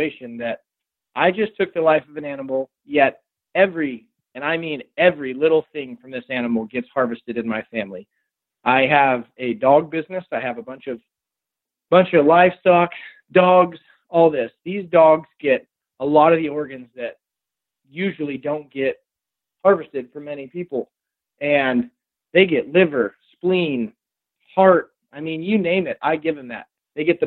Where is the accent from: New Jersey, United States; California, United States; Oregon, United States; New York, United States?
Oregon, United States; Rogue Valley, Southern; being from the Rogue Valley, where the Rogue tribe was, and growing up on the Rogue River